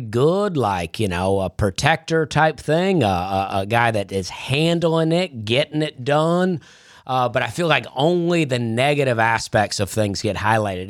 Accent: Alabama, United States; I grew up in Alabama

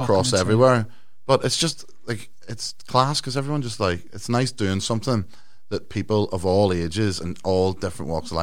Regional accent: Ireland; You know what I mean? Even though I'm from Ireland.

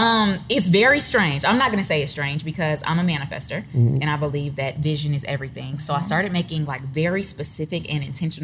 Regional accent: Detroit, Michigan, United States; moved away as an adult; now in Atlanta, United States; I'm from Detroit. I'm a native Detroiter.

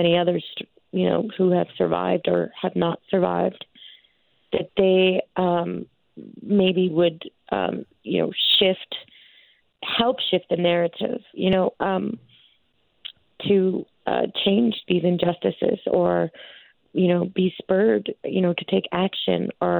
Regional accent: Stony Plain, Alberta, Canada; I'm from Stony Plain

